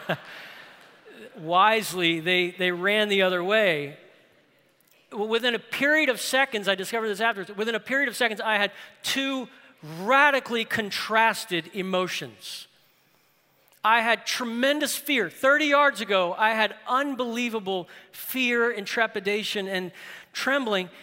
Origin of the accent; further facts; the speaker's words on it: New Orleans, Louisiana, United States; New Orleans. That's my hometown